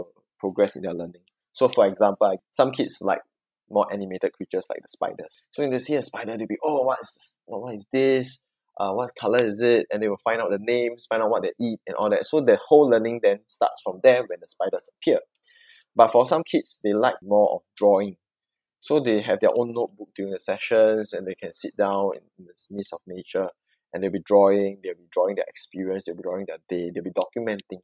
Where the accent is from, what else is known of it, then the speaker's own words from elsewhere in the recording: Singapore; I'm Singaporean